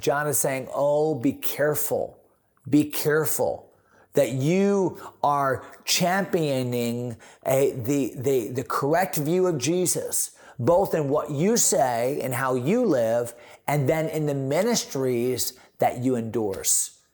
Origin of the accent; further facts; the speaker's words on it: San Antonio, Texas, United States; I am a Texan. I grew up, grew up, but that didn't grow up, but was born in San Antonio